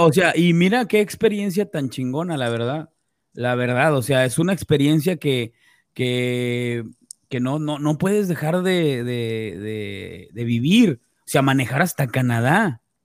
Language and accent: Spanish; Mexico; como mexicanos